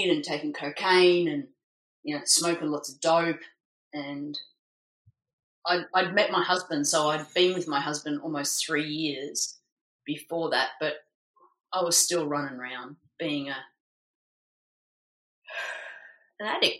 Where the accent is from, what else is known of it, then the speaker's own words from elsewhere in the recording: Melbourne, Victoria, Australia; moved away as an adult; now in Gold Coast, Australia; I decided to move from Melbourne to Queensland, where I live now on the Gold Coast, so move away from my hometown